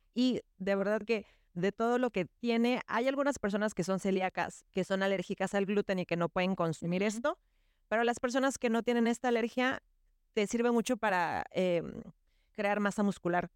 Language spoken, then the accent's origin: Spanish; Yucatán, Mexico; somos una familia yucateca tradicional